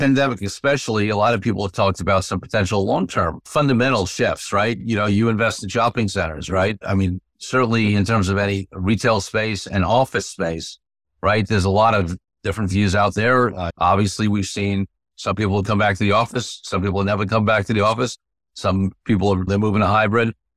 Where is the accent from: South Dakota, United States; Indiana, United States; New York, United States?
New York, United States; New York City; also born or lived in Manhattan; I grew up in New York City, right? In Brooklyn originally, lived in Manhattan, was born in the sixties.